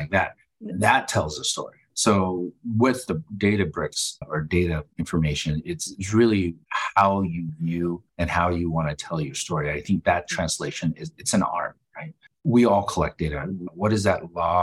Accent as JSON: {"language": "English", "town": "Denver", "region": "Colorado", "country": "United States", "tie": "born or raised there", "said": "I went to John F. Kennedy High School here in Denver. And I'm calling it from Denver"}